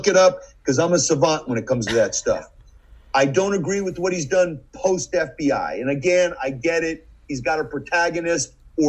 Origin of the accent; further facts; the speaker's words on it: Georgia, United States; so you're smarter than I grew up in Georgia.